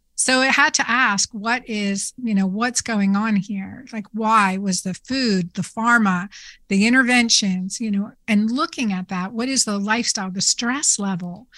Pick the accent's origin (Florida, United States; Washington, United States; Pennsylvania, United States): Pennsylvania, United States; Doylestown; I grew up in Doylestown, Pennsylvania